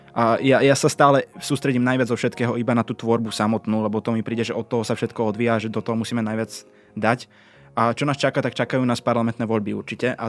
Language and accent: Slovak; eastern Slovakia, Slovakia; Lebo u nás na východe sa vinčuje